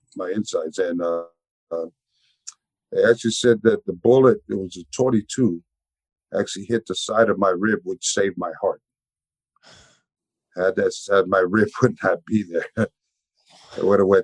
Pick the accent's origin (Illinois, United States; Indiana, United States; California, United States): California, United States; San Francisco; I was raised in the swamps. you know, of Sunnydale, which is the hood back in the Bay Area.